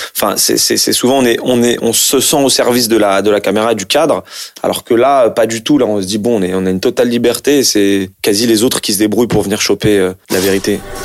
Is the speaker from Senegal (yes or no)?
no; France; je suis d'origine algérienne. Et puis, en plus, j'ai grandi en France, je suis né en France